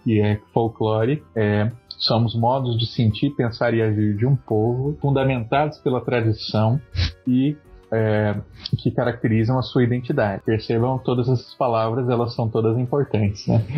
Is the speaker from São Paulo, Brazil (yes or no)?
no; Mato Grosso do Sul, Brazil; now in Rio Grande do Sul, Brazil; aqui no Rio Grande do Sul eu vejo muito pouco, mas na minha terra, Mato Grosso do Sul, tinha muito